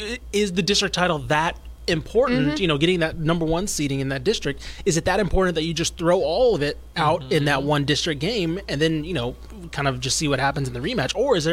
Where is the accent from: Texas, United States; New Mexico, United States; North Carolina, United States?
Texas, United States; Manor; I grew up in Maynard